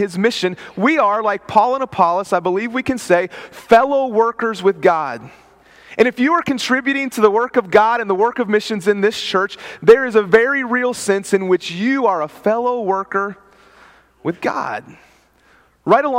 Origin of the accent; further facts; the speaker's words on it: West Virginia, United States; I'm from West Virginia.